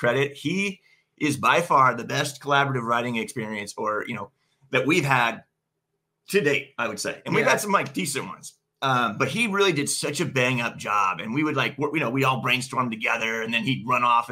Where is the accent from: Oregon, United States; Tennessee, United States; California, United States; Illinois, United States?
California, United States; Central; we're from Central California. It's a bit of a different vibe, you know. We are from the country. We're from a rural part of California